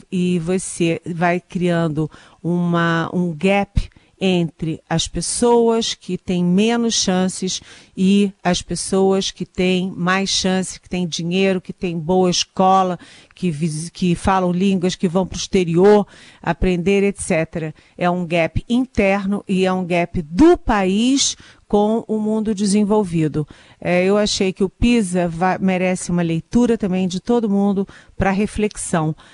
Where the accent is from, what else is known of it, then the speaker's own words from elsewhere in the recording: Brazil; eu como brasileira, como cidadã